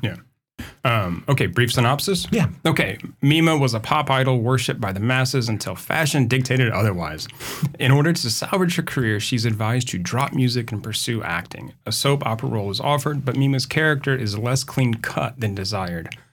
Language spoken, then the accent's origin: English; Indianapolis, Indiana, United States; I grew up in Indiana. Indianapolis